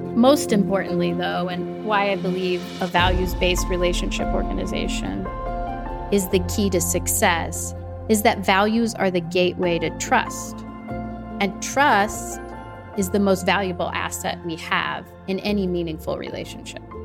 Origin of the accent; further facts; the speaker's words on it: the Midwest, the Show Me State, Missouri, United States; I'm from the Midwest. I grew up in a small town of 10,000 people